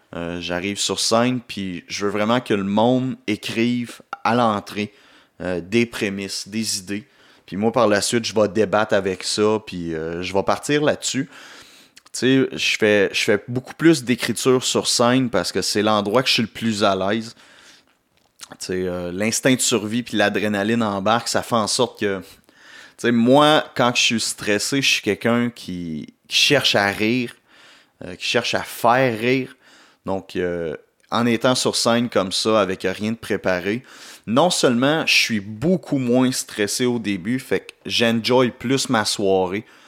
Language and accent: French; Gatineau, Quebec, Canada; de retour chez nous à Gatineau